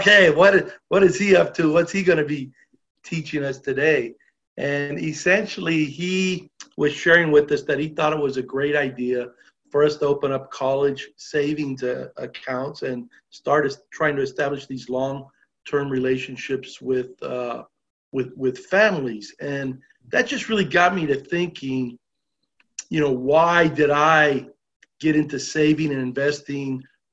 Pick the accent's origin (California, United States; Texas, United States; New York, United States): California, United States; Los Angeles; I was born and raised in Los Angeles